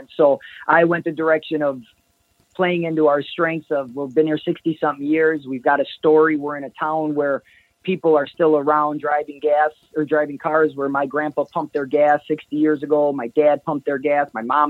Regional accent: Kenosha, Wisconsin, United States; I'm going to buy a t-shirt because I'm from Kenosha and I love Lou Perini's, or because my city is represented.

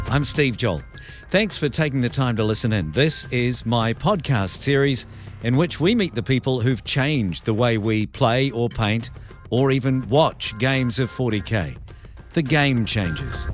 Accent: New Zealand; I'm a Kiwi

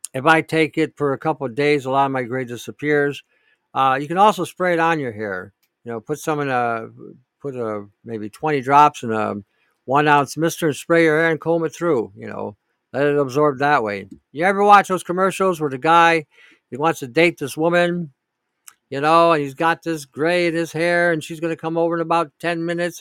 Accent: Canada

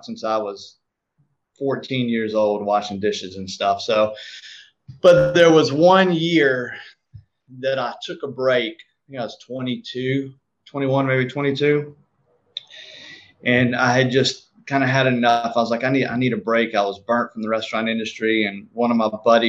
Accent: South Georgia, United States; now in Marietta, United States; I grew up in South Georgia where we didn't even know what mulch was

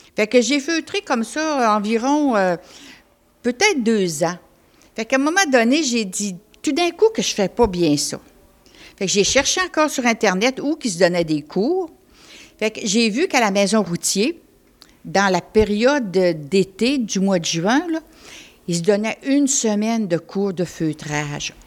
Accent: Côte-Nord, Quebec, Canada; je viens de la Côte-Nord.

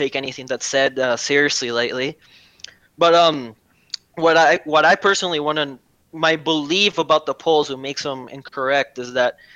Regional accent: California, United States; I'm from California, i.e. Democrat stronghold.

